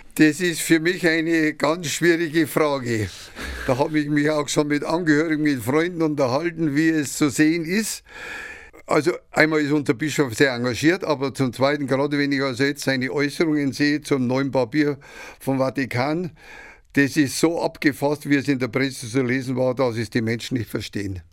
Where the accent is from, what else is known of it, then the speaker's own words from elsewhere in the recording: Ingolstadt, Bavaria, Germany; also born or lived in Mährisch Schönberg (Šumperk), Czech Republic; Ich bin ein Sudetenländer, mit fünf Jahren nach Etting gekommen, mhm. stammend aus dem Altvatergebirge, aus Merisch-Schönberg und habe also meine Jugend in Etting erlebt